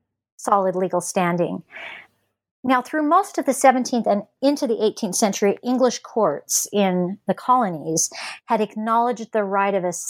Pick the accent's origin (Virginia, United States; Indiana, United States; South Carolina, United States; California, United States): California, United States; Los Angeles; born there; I'm a Westerner by birth. I was born in Los Angeles, and my family lives in the West